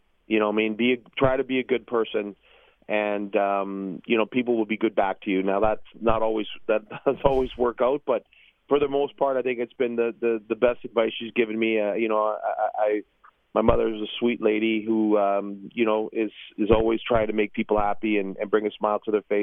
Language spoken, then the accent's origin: English; Toronto, Ontario, Canada; I was born and raised in Toronto